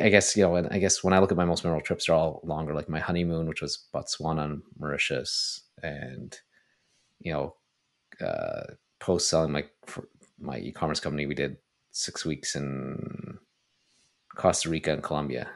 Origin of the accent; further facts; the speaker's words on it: Toronto, Ontario, Canada; moved away as an adult; also born or lived in Montreal; I grew up in Toronto